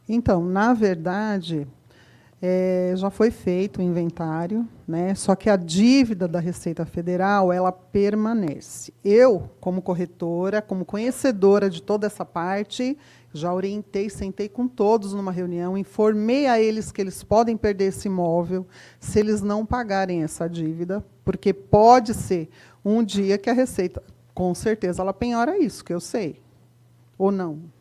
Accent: Osasco, São Paulo, Brazil; eu sou da região de Osasco

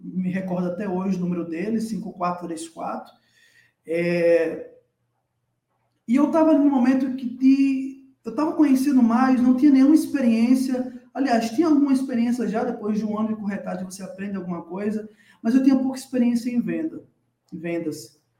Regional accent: Natal, Rio Grande do Norte, Brazil; moved away as an adult; now in São Paulo, Brazil; eu hoje estou morando em São Paulo, mas eu sou de Natal, sou natalense, tá? nascido e criado na capital do Rio Grande do Norte, na cidade do Sol Natal

